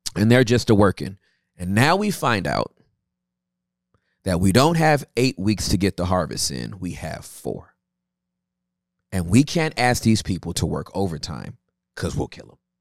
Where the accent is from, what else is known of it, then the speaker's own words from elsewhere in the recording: Inglewood, California, United States; I was born in Inglewood, California